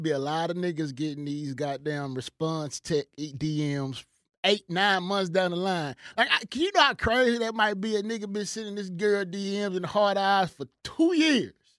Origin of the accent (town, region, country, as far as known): United States